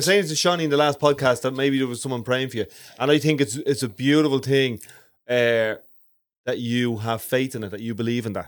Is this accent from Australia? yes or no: no; Ireland; as Irish people, um, as non-travellers